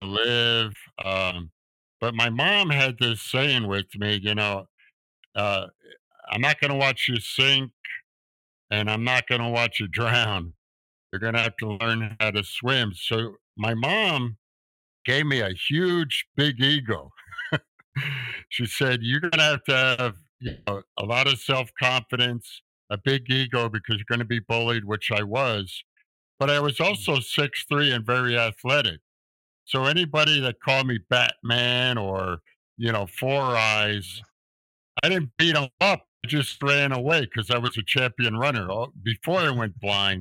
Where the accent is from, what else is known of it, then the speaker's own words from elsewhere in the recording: New York City, New York, United States; I grew up in New York City with my mom